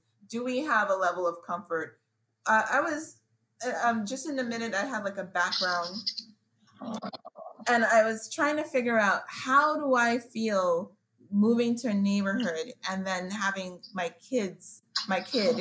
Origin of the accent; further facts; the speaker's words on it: New York, United States; now in Washington, D.C., United States; me growing up in New York